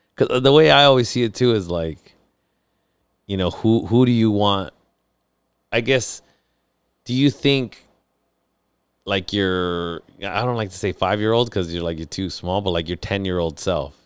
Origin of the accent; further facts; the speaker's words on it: San Diego, California, United States; I grew up in San Diego